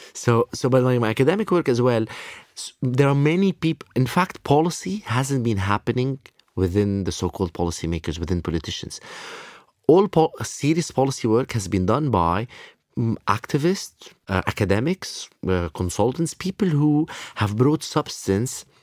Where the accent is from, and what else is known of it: Lebanon; born or raised there